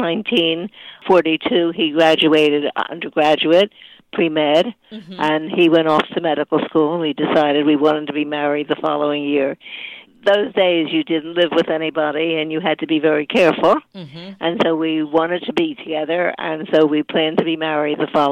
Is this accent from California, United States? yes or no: no; Philadelphia, Pennsylvania, United States; now in Deerfield Beach, United States; I was born and raised in Philadelphia